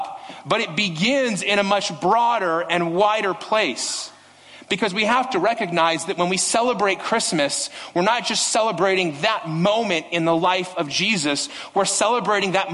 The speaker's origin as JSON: {"language": "English", "town": "Las Vegas", "region": "Nevada", "country": "United States", "tie": "born or raised there", "said": "I grew up in Las Vegas."}